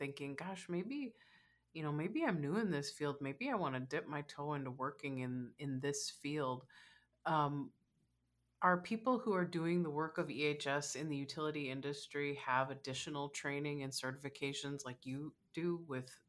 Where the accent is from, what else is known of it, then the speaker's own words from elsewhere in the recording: Minnesota, United States; I grew up in Minnesota